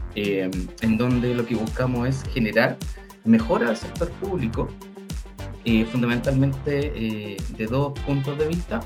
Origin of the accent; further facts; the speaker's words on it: Chile; yo soy de Chile, de profesión soy enfermero